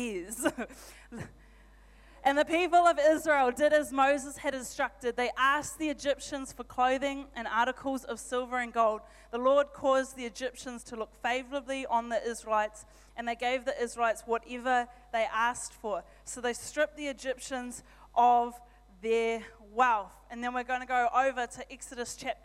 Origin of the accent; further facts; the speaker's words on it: Auckland, New Zealand; now in Rotorua, New Zealand; I'm from Auckland originally.